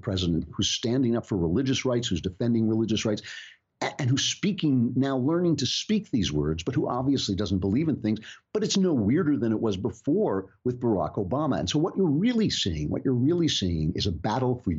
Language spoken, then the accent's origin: English; United States; As an American